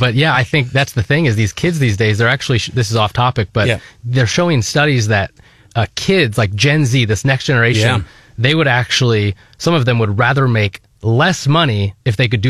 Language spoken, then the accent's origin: English; Naperville, Illinois, United States; moved away as an adult; also born or lived in Springfield, Illinois; now in Columbia, United States; So I grew up in Naperville, Illinois.